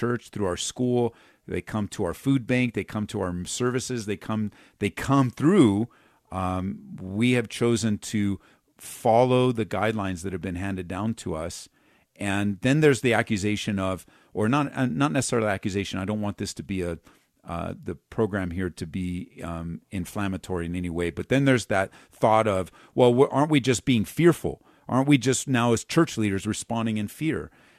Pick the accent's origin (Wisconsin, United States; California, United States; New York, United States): California, United States; because, like, I came from Southern California.